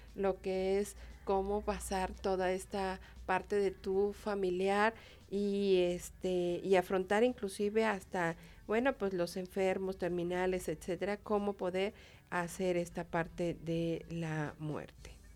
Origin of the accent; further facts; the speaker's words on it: Mexico; Somos los mexicanos